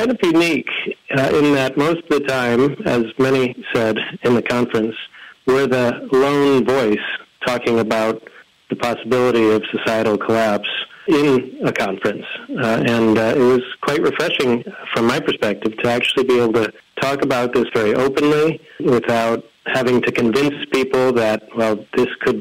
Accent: Connecticut, United States; moved away as an adult; also born or lived in Washington, D.C.; I grew up in Connecticut and then lived much of my adult life in D.C. near World Watch, and returned here to be near my family

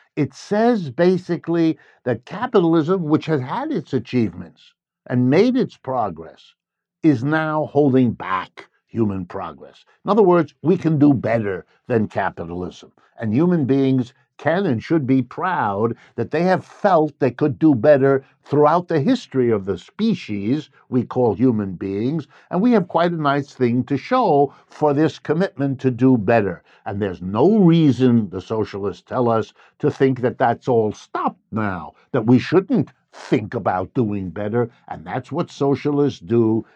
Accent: United States; born or raised there

